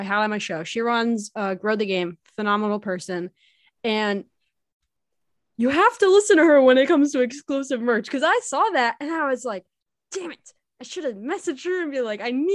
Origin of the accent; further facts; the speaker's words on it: United States; as an American